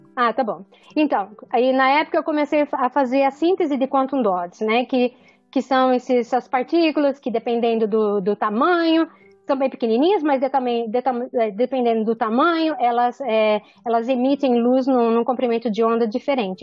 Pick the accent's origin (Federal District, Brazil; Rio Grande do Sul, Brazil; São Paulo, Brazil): São Paulo, Brazil; Araraquara; moved away as an adult; also born or lived in Ribeirão Preto / Washington; now in New Orleans, United States; eu nasci em Araraquara, estudei em Ribeirão Preto, fiz química na USP de Ribeirão Preto